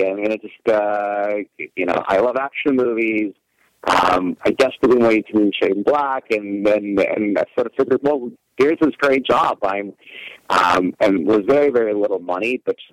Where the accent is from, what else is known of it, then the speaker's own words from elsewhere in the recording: Russia; moved away as an adult; now in United States; I was originally born and raised in Russia, and just so happened that my first year in the United States